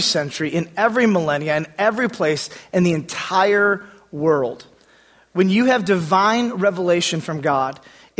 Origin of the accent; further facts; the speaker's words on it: United States; being an American in this place in this time